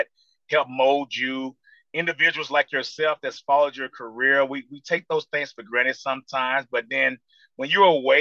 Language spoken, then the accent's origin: English; Fort Worth, Texas, United States; moved away; also born or lived in Dallas, Texas; I was born in Dallas, but raised on the south side of Fort Worth